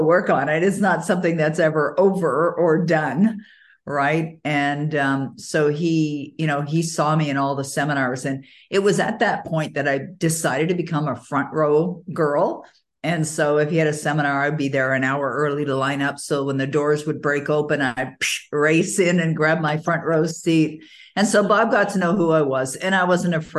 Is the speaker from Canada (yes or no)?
yes; Toronto, Ontario, Canada; moved away as an adult; now in Ottawa, Canada; I was born and raised in Toronto, even though I live in Ottawa, Ontario now